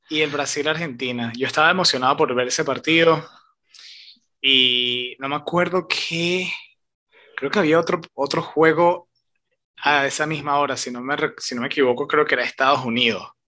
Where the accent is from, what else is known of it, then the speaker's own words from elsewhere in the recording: Venezuela; de donde somos nosotros, de Venezuela